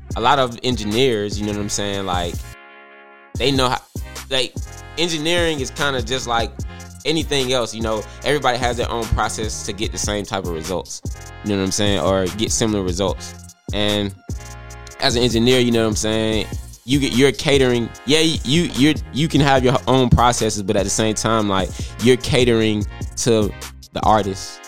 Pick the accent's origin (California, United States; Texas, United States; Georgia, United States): Georgia, United States; Atlanta; I'm from Atlanta, Georgia